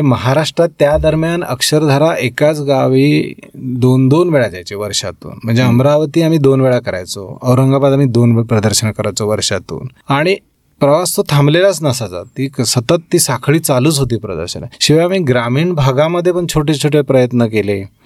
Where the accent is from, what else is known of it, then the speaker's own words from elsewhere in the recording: Parule, Maharashtra, India; moved away; कोकणात सिंधुदुर्गमध्ये परुळे गाव